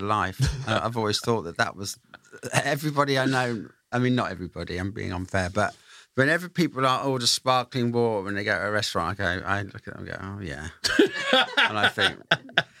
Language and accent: English; Derby, East Midlands, United Kingdom; moved away; I'm from Darbspondon, Derby originally